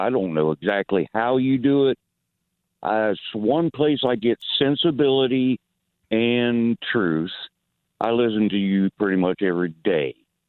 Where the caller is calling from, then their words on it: Clermont, Florida, United States; From Claremont, Florida.